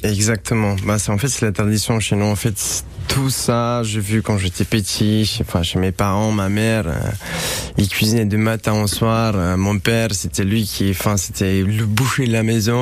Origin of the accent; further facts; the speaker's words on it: Romania; French is a second language; moved away as an adult; also born or lived in Paris, France; now in Nice, France; je suis né en Roumanie et ça fait un petit moment que je suis à Nice.